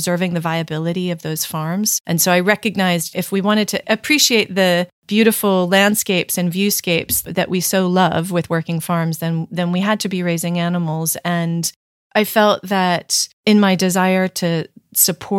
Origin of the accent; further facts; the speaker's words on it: New York City, New York, United States; I was born and raised in New York City and had really no exposure to farming or food production.